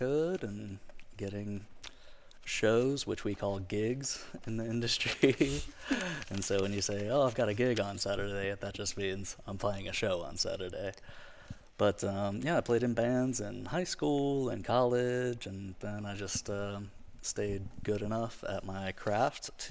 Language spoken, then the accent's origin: English; Pensacola, Florida, United States; now in Ocean Springs, United States; I am a musician from Pensacola, Florida. I live in Ocean Springs now.